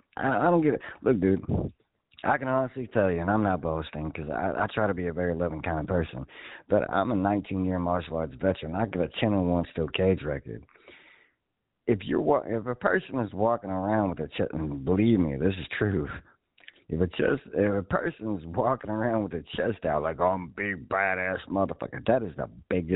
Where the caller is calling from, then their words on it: Indiana, United States; Right now I'm in Indiana, but I'm getting ready to move to North Carolina.